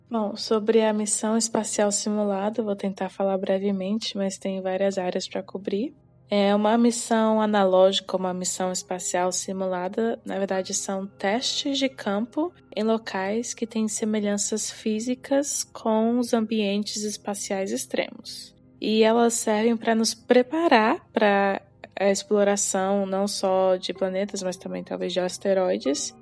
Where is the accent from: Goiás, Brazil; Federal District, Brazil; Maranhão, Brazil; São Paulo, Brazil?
Federal District, Brazil; Brasília; moved away as an adult; also born or lived in United Kingdom / China; eu nasci e cresci em Brasília